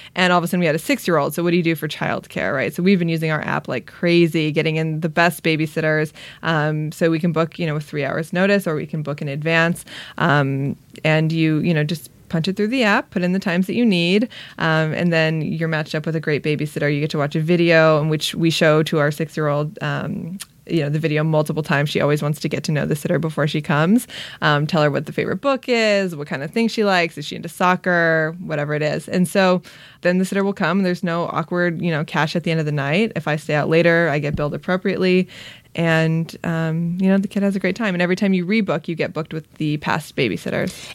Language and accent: English; Long Beach, California, United States; I'm from Long Beach.